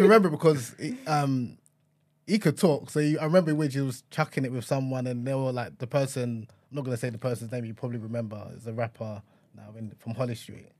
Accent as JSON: {"language": "English", "country": "Nigeria", "said": "a Nigerian man"}